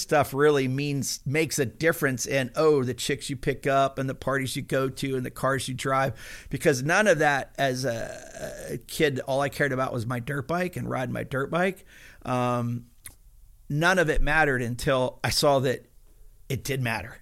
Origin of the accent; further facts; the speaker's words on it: Pennsylvania, United States; I was a hillbilly from Pennsylvania